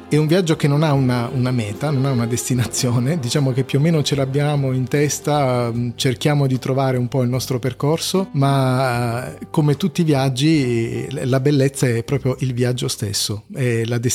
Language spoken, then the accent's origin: Italian; Apulia, Italy; accent: Pugliese; il mio accento che, mm, che passa dal pugliese a non si sa bene cosa ogni tanto